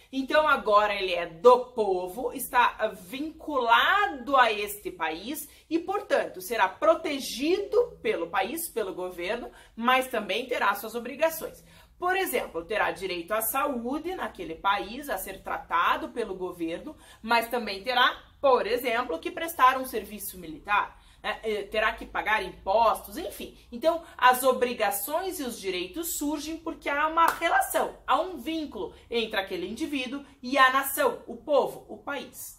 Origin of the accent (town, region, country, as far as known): Brazil